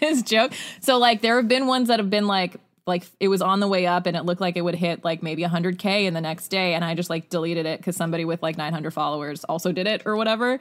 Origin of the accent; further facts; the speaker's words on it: Utah, United States; growing up in Utah